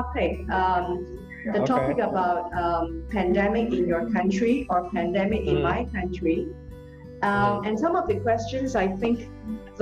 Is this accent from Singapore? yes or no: yes; Singapore; I'm from Singapore